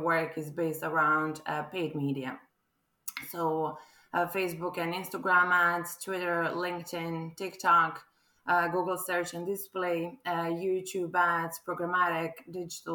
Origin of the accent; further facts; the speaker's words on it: Croatia; English is a second language; moved away as an adult; now in Ireland; as you can probably tell from my accent, I'm not quite local. This is not a local gal talking now. I'm actually a Croatian who fell in love with Ireland 2 years ago.